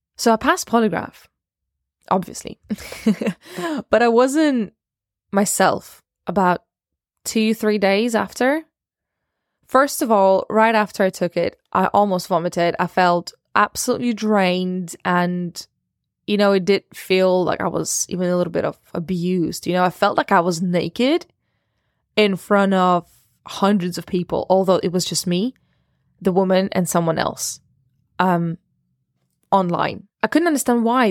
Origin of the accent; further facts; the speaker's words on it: Russia; also born or lived in Ukraine; I was born in Ukraine and raised in Russia.